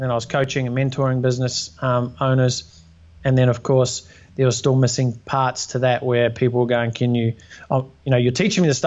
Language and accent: English; New Zealand; born or raised there; also born or lived in Australia